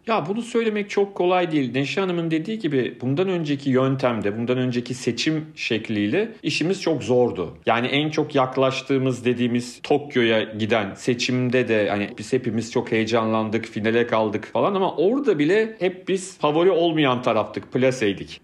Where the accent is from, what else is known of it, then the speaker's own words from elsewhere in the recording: Turkey; ben de Türkiye'denim